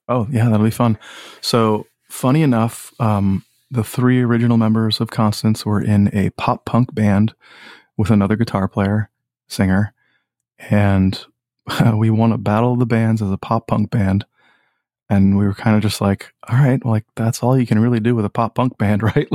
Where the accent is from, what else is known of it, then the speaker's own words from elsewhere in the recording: Old Saybrook, Connecticut, United States; also born or lived in Boston, Massachusetts / Clinton, Connecticut; I grew up in Old Saybrook, Connecticut